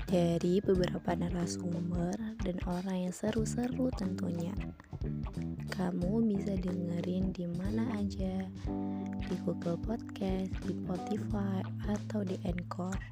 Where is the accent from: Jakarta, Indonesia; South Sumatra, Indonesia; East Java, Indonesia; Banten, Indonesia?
East Java, Indonesia; Gresik; saya dari Gresik